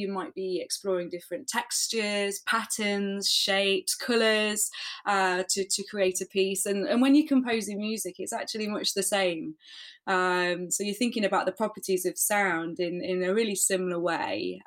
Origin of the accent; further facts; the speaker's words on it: Leicester, East Midlands, United Kingdom; I'm from Leicester in the UK